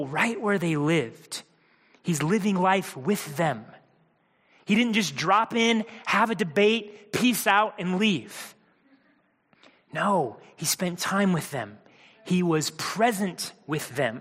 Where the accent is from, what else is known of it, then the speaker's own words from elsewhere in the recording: Midwest, United States; Mindy and I, growing up in the Midwest